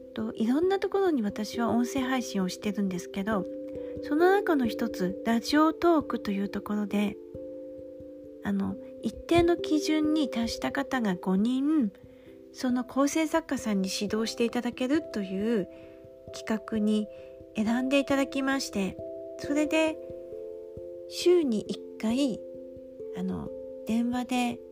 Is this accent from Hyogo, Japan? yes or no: no; Aomori, Japan; moved away; 私は出身が青森なので方言が喋れるので